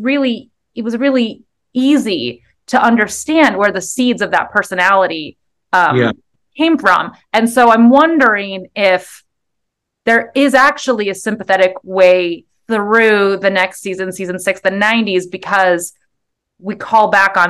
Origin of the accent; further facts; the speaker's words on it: United States; I'm American and therapy is my church